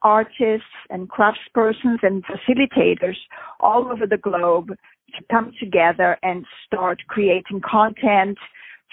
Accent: Brazil; moved away as an adult; also born or lived in Europe; I grew up in Brazil

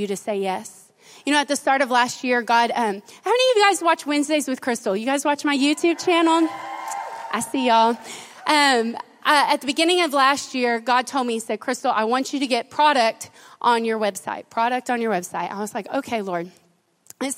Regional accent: Silver Springs, United States; moved away; also born or lived in Royse City, Texas; I was raised in Silver Springs

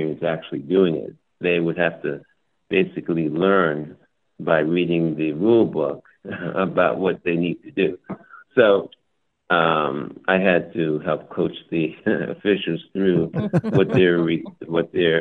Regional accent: United States; being an American

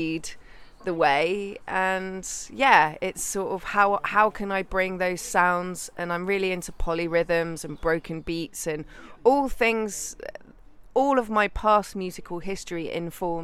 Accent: Gloucestershire and Wales, South West England, United Kingdom; moved away; also born or lived in Bristol; I grew up in the West Country in Gloucestershire and Wales. So, mum was in Gloucestershire and dad was in Wales

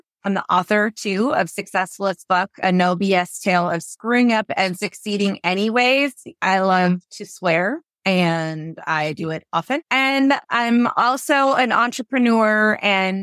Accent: Washington, United States; I am born and raised in Washington State

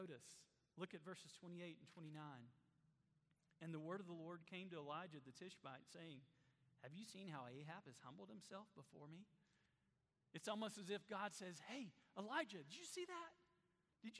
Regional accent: Black, Alabama, United States; my hometown of Black

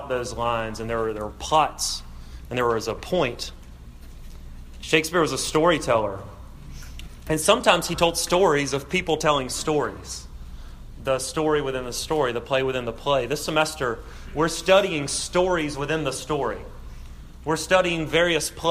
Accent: South Alabama, United States; I'm from South Alabama

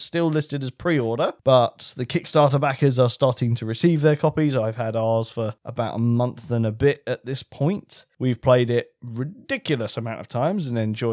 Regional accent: United Kingdom; We're British

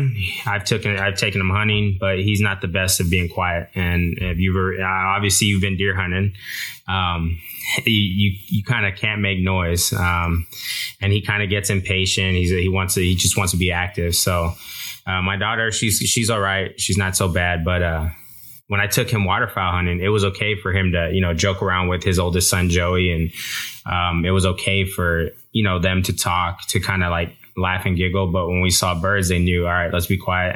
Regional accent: Texas, United States; Growing up in Texas

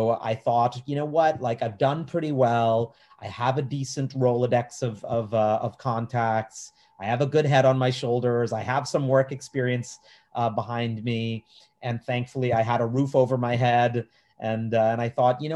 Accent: New York City, New York, United States; I was born here in New York City

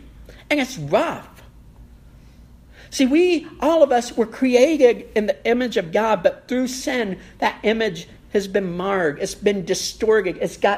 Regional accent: Kentucky, United States; letting all the neighbors know, yes, we're from Kentucky. It's right there for everyone to see. Yes, we're Appalachian Americans.

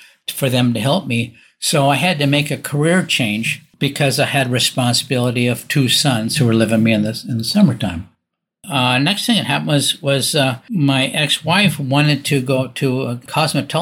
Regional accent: Newport Beach, California, United States; moved away as an adult; also born or lived in Washington State; I grew up in Newport Beach, California, in a very wealthy area on an island in the middle of the Newport Harbor

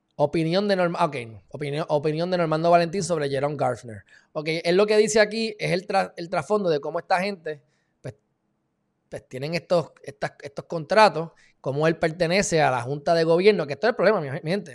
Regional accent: Puerto Rico

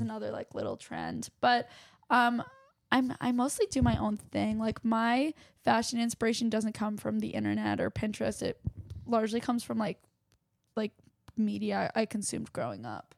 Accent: Westchester, New York, United States; also born or lived in Chappaqua, New York; I grew up in Westchester, New York

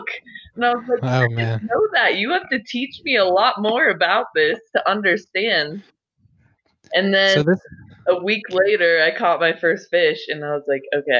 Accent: Durango, Colorado, United States; also born or lived in Denver, Colorado; now in Granby, United States; I was born in Denver, and there was a lot of crime around where my parents lived, so they decided to move us to Durango. And that's a very, like, Western touristy town with river next to all of my schools.

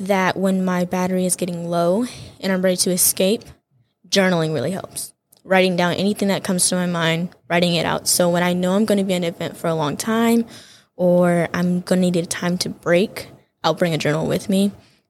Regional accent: Kansas, United States; also born or lived in Detroit, United States; I'm from Kansas, but I was born in Detroit, Michigan. Moved around a couple of times in my life, but that landed me in Kansas and then ultimately here at Andrews.

